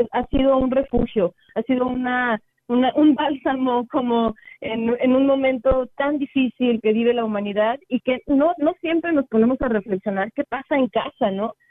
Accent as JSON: {"language": "Spanish", "region": "San Luis Potosí", "country": "Mexico", "said": "nuestros paisanos"}